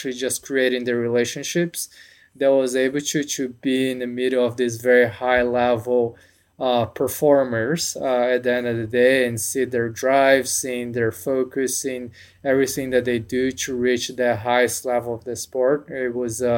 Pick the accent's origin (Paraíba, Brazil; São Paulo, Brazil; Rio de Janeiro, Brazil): São Paulo, Brazil; moved away as an adult; now in United States; I'm from Brazil. I was born in São Paulo. Grew up playing tennis.